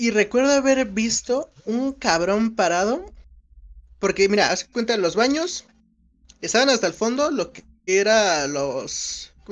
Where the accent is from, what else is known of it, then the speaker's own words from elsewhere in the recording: Mexico City, Mexico; soy de la Ciudad de México.